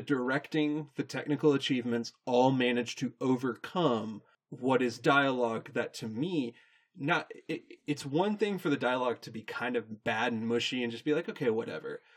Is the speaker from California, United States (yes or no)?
no; Texas, United States; we were theater kids in the middle of Football Central